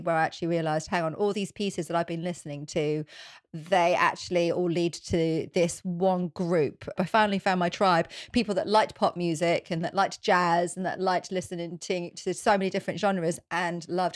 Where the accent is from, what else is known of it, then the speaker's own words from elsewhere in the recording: Norfolk, East of England, United Kingdom; also born or lived in North London; now in London, United Kingdom; I grew up in Norfolk and I just went to normal state schools